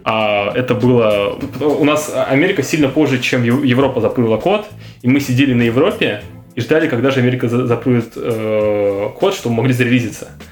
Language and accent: Russian; Russia; мы из России